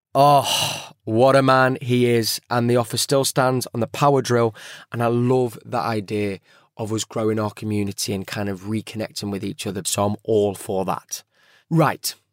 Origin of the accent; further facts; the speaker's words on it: Manchester, North West England, United Kingdom; my hometown, Manchester